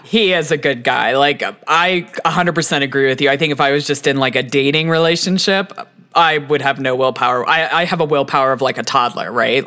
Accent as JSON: {"language": "English", "region": "Texas", "country": "United States", "moved": "yes", "lives_now": "Colorado, United States", "said": "I'm originally from Texas"}